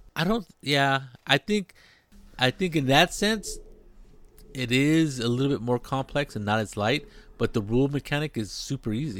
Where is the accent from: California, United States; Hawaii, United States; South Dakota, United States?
California, United States; near Monterey; it's a little seaside town, tourist spot, beautiful place, uh, near my hometown